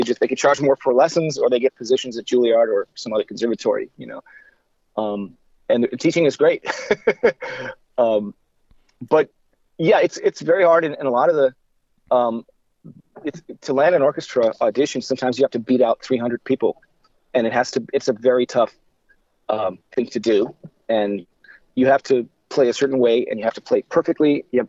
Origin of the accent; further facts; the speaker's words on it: Midwest, United States; I grew up in the Midwest. I'm an Indians fan. As heartbreaking as that is.